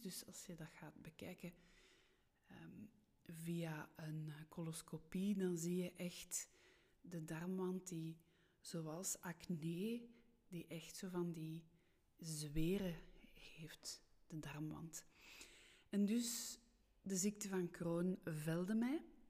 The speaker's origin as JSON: {"language": "Dutch", "town": "Steenokkerzeel", "region": "Flanders", "country": "Belgium", "tie": "born or raised there", "also_born_or_lived": "Brussels", "accent": "rolling r (Brussels)", "first_language": "French", "second_language": "Dutch", "said": "Ik ben geboren in Brussel en misschien hoor je dat aan mijn r, aan mijn rollende r. Ik ben in de twee talen opgevoed, Nederlands-Frans, maar ik ben wel opgegroeid in de Vlaamse rand. Ik ben opgegroeid in het dorpje Steenokkerzeel"}